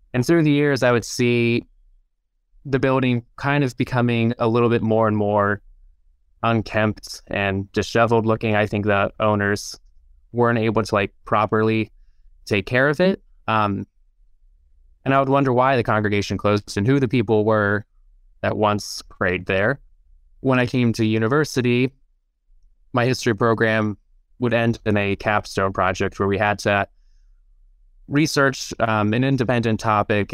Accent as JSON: {"language": "English", "town": "Lancaster", "region": "Ohio", "country": "United States", "tie": "born or raised there", "said": "So I grew up in Lancaster"}